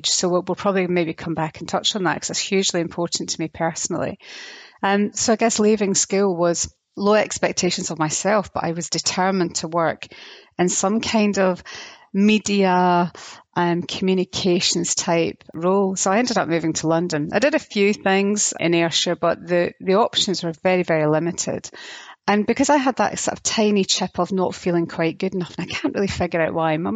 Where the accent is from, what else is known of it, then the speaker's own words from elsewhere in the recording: Germany; born there; I was born in Germany.